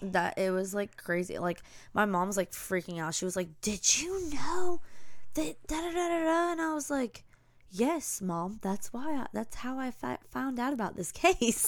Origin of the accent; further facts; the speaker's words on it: the South, United States; accent: Southern; we're from the South